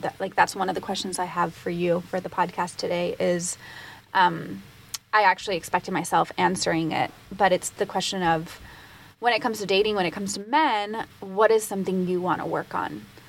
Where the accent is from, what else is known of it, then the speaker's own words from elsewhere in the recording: Puerto Rico; growing up in Puerto Rico, it is a Latin culture